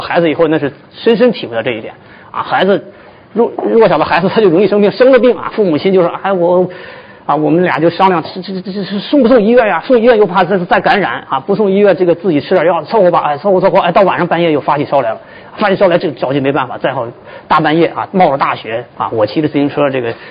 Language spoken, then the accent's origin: Chinese; China; moved away as an adult; also born or lived in United States; 我们中国人